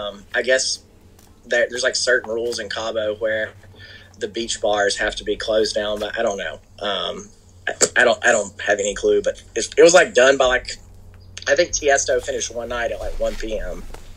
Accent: Florida, United States; I don't surf. I'm from Florida. We fish.

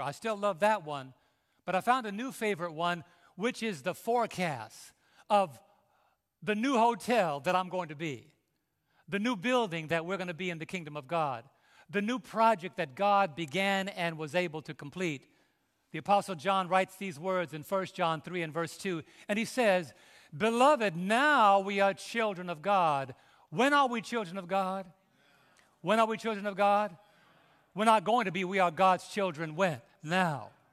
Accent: New York City, New York, United States; moved away; I was raised in New York City

